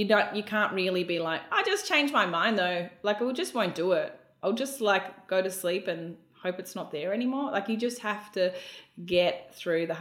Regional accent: Melbourne, Victoria, Australia; moved away as an adult; now in Brisbane, Australia; I was from Melbourne

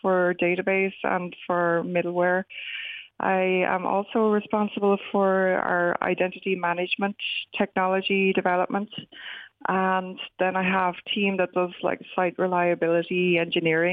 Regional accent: Wexford, Leinster, Ireland; moved away as an adult; also born or lived in Dublin; now in California, United States; I grew up in Wexford, went to the Fyfe

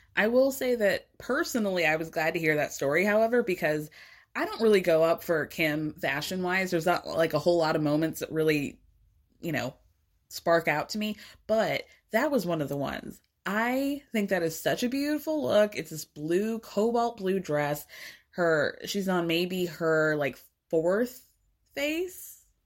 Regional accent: Atlanta, Georgia, United States; I grew up in Atlanta

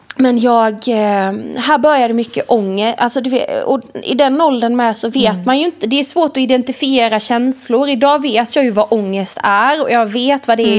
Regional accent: Värnamo, Jönköping County, Sweden; jag är uppvuxen i Värnamo från början, i ett radhus

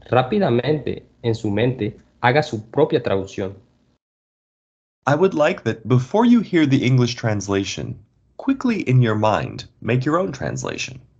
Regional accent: Colombia; born there

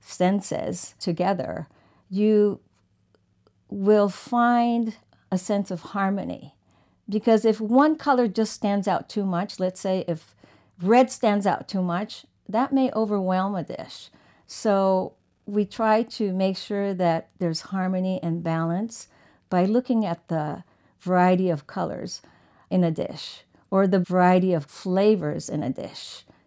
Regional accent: Tokyo, Japan; So I grew up partially in Tokyo, and I would sit with my girlfriends and we would compare our lunch boxes.

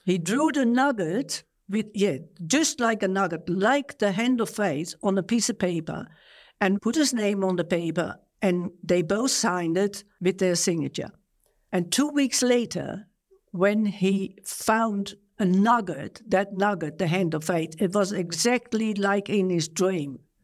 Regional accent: Netherlands; moved away as an adult; now in Australia; I was born in Holland, one of twelve children. I went to Australia at twenty-five, twenty-six years of age

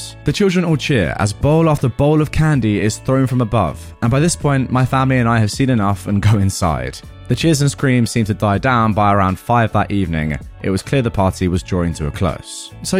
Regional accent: Dubai, United Arab Emirates; For context, my childhood was spent growing up in Dubai in a villa compound, which is basically like a mini gated community of 16 odd villa homes

